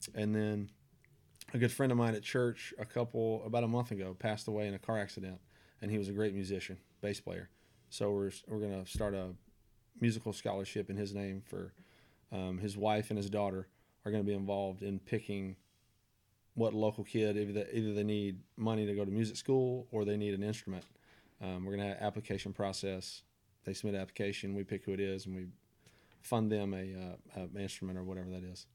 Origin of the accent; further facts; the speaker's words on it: Nashville, Tennessee, United States; born and raised in Nashville, Nashville guy